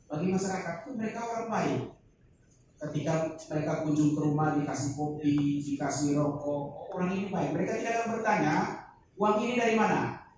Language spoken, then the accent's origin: Indonesian; Komodo, East Nusa Tenggara, Indonesia; saya dari Komodo Pak